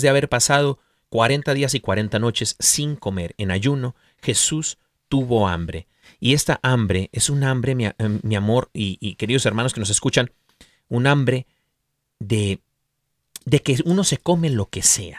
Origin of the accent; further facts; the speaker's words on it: Mexico; yo soy mexicano